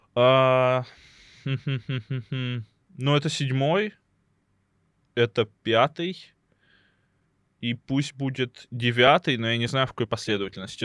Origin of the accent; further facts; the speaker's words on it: Lebedyan, Lipetsk Oblast, Russia; moved away; родной город э, называется Лебедянь, он находится под городом Липецк